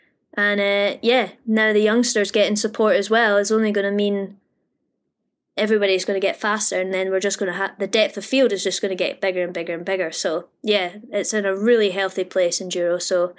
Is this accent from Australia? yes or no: yes; Australia; For these Tassie rounds, being an Aussie, you know, like gotta get into those races.